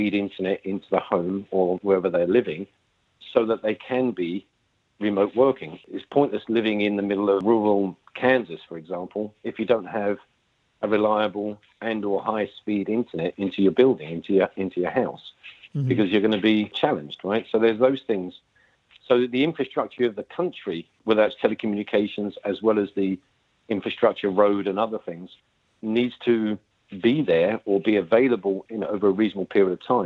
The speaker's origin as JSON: {"language": "English", "country": "United Kingdom", "said": "as you can tell from my accent, I'm from the UK."}